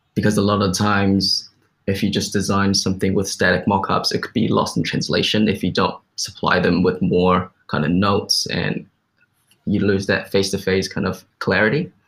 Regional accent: New Zealand; growing up in New Zealand, which is like a Western culture

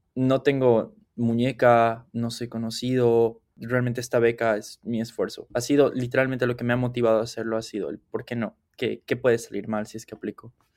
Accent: Cochabamba, Bolivia; moved away as an adult; now in Aberdeen, United States; soy de la ciudad de Cochabamba

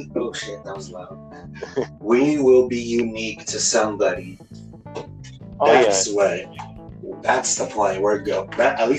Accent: Monterey, California, United States; born there; I was born in Monterey, California.

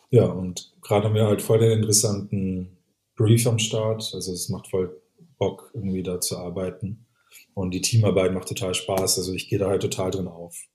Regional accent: Würzburg, Bavaria, Germany; zum Beispiel, ich als Würzburger Communication Designer hat halt eine ganz andere Auffassung von Nachhaltigkeit erstmal

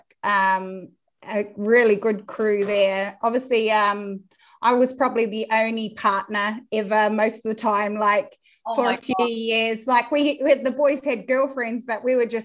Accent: Dannevirke, Manawatū-Whanganui, New Zealand; moved away as an adult; also born or lived in Australia; now in United Kingdom; we're both from the same town. We're like a little town, Danny Virk. It's East Coast, North Island.

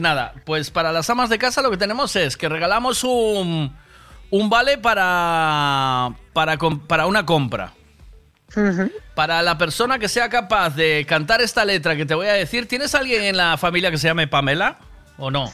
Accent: Tui, Galicia, Spain; soy de Tui yo también

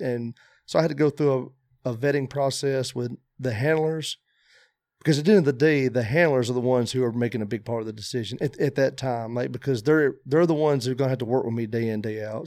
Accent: Tuscaloosa, Alabama, United States; I was born in Tuscaloosa, Alabama

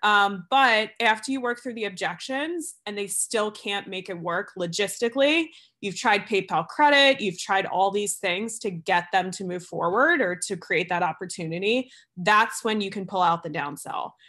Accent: New Jersey, United States; moved away; also born or lived in New York; I'm originally from Jersey. This is where I'm visiting right now. Um, and I grew up on the East Coast

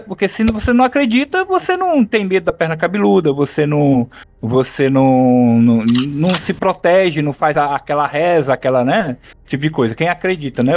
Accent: Ceará, Brazil; eu, na minha infância, aqui no Ceará, nos anos 80

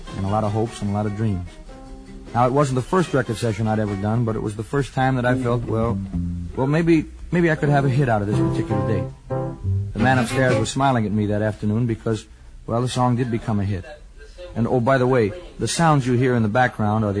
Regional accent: New York, United States; I was born in New York, and that makes me a city kid

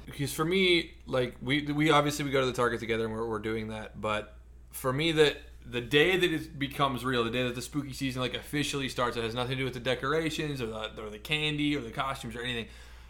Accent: Midwest, United States; And I think it's because I grew up in the Midwest.

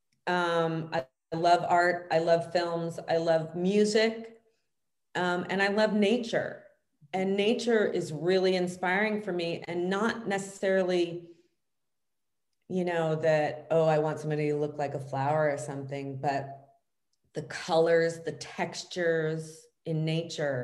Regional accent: Los Angeles, California, United States; I grew up here in Los Angeles

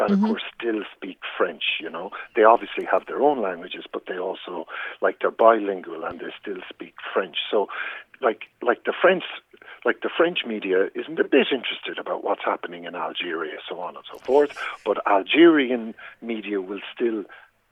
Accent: Ireland

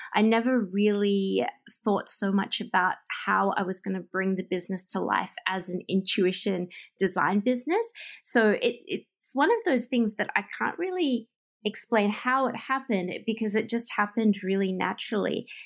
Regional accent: Melbourne, Victoria, Australia; moved away as an adult; now in Japan; leave my hometown, which is Melbourne, and move all the way across the world to Japan

